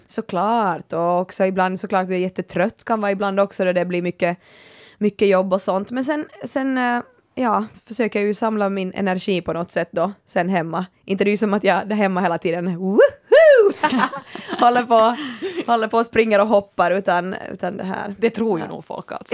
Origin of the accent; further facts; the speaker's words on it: Kaskö and Närpes, Ostrobothnia, Finland; moved away; jag har haft sådär vet du kaskö i ryggen och, och närpes